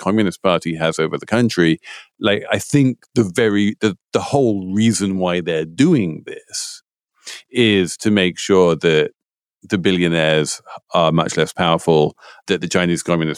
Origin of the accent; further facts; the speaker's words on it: United Kingdom; moved away; as someone growing up in Britain